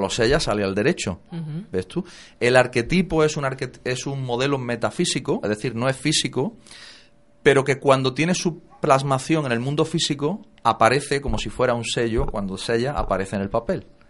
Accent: Jaén, Andalusia, Spain; moved away as an adult; also born or lived in La Línea de la Concepción; mi familia está en Jaén, yo soy de Jaén

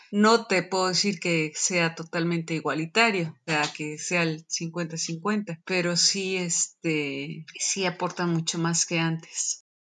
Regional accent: Mexico City, Mexico; soy de la Ciudad de México

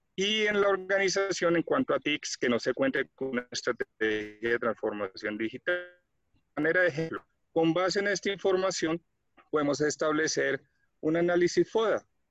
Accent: Colombia; soy de Colombia

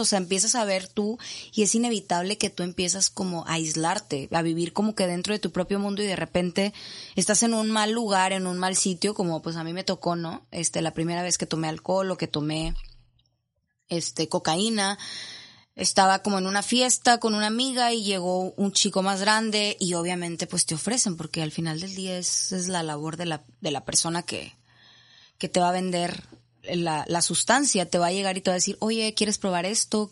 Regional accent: Monterrey, Nuevo León, Mexico; yo soy de aquí de Monterrey

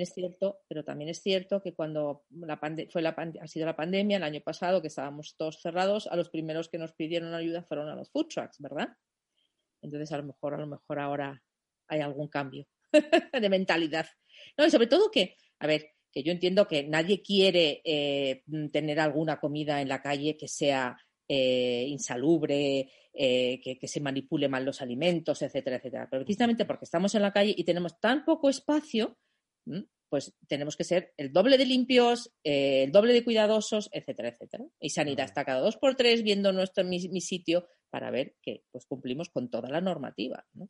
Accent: Germany; Spanish is a second language; moved away as an adult; also born or lived in New York, United States; now in Spain; soy alemana

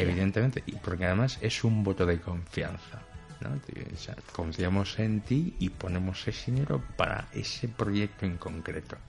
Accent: Equatorial Guinea; moved away as an adult; now in Spain; en África en general y en mi país en particular

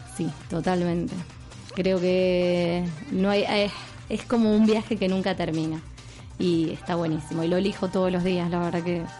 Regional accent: Argentina; accent: español argentino; moved away as an adult; now in Mallorca, Spain; soy de Argentina y estoy radicada aquí en la isla hace un año.

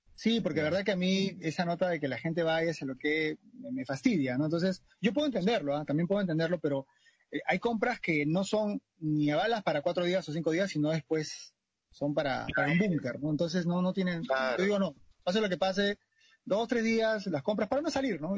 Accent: Lima, Peru; yo vivo en Canto Grande y soy de Canto Grande

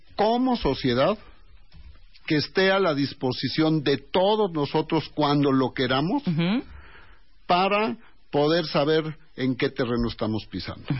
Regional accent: Mexico City, Mexico; somos una sociedad muy diferente al resto de nuestro país. Todos somos mexicanos

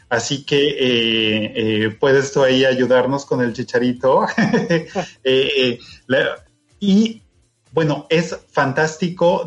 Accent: Mexico; nosotros como mexicanos

